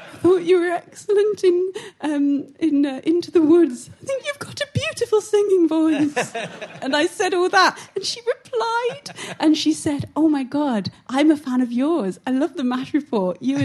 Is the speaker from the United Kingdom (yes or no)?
yes; Syston, East Midlands, United Kingdom; I'm from Syston